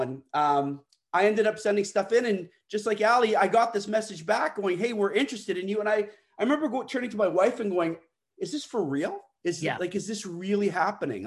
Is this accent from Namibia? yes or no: no; Canada; I'm Canadian